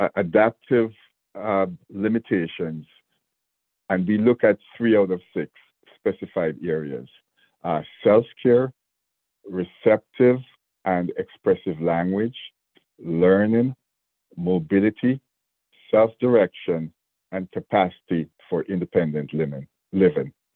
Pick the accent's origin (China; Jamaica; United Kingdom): Jamaica; moved away as an adult; now in Georgia, United States; I have an accent, and I was born in Jamaica, so I came here as a as a young man